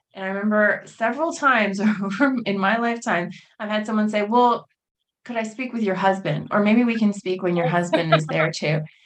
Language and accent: English; United States; I was born and raised in the United States.